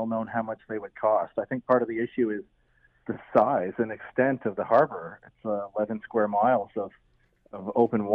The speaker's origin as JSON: {"language": "English", "town": "Peterborough", "region": "Ontario", "country": "Canada", "tie": "born or raised there", "moved": "as an adult", "lives_now": "Hamilton, Canada", "said": "I grew up in Peterborough"}